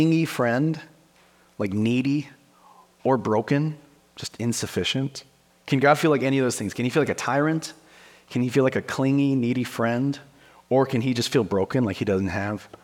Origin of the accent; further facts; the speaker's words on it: Wyoming, United States; I'm from Wyoming